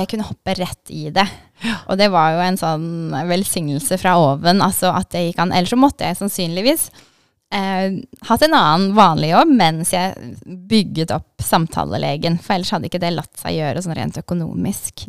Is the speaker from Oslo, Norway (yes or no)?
no; Kristiansand, Agder, Norway; moved away as an adult; also born or lived in Elverum / Denmark; now in Drammen, Norway; så flytta familien til Kristiansand. Så jeg har egentlig kanskje vært mest sørlending de siste mange årene